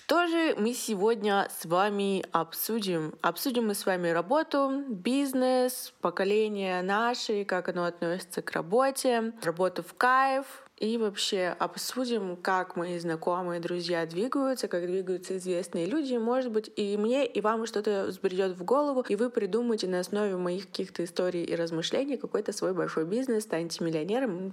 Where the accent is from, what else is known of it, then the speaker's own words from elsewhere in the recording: Yekaterinburg, Sverdlovsk Oblast, Russia; мне 21, я из Екатеринбурга